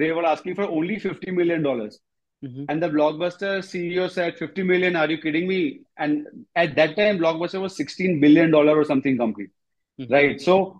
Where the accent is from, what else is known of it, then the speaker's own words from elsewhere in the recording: India; I just knew I wanted to be back in India, close to my parents and kind of, you know, my home country.